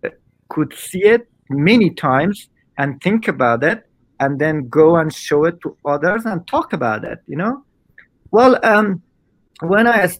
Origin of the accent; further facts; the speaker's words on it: Afghanistan; I had to just tell them, okay, this is my blue ID, and see, I'm from Afghanistan.